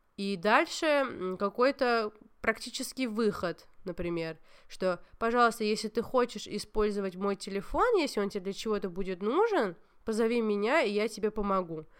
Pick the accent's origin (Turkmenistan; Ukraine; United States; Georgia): Georgia; я грузинка